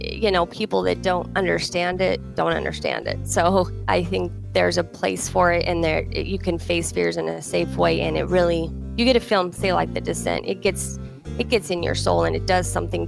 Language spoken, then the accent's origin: English; Ogden, Utah, United States; moved away as an adult; now in East Coast, United States; I am actually an Ogden native, born and raised